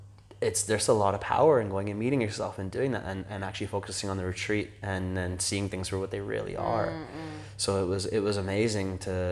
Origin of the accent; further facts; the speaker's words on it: India; I'm Indian. I can say that.